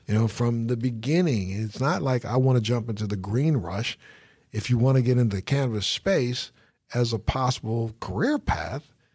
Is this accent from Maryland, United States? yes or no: yes; Baltimore, Maryland, United States; Baltimore, you, that's, that's my hometown